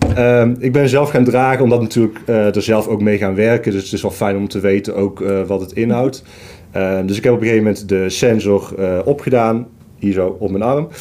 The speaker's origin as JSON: {"language": "Dutch", "town": "Tilburg", "region": "North Brabant", "country": "Netherlands", "said": "Ik kom uit Tilburg."}